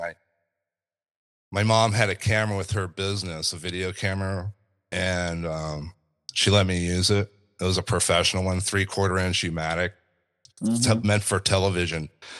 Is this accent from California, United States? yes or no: yes; Yucca Valley, California, United States; also born or lived in Long Beach / Minnesota; Where I born and raised in Southern California, basically. But I was born in Long Beach, lived there for a few years. And then my family moved out to Yucca Valley, Joshua Tree